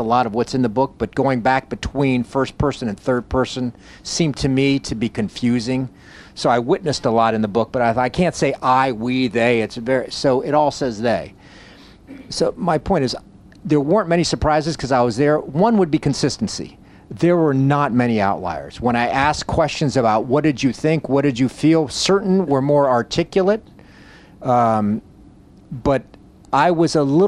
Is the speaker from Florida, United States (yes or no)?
yes; Coral Gables, Florida, United States; I grew up in Coral Gables, Florida, South Miami